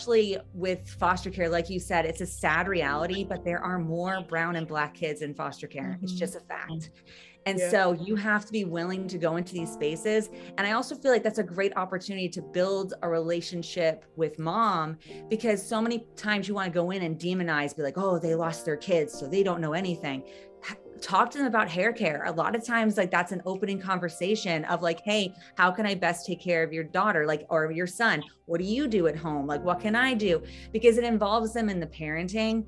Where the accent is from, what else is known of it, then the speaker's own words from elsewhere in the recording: United States; growing up in America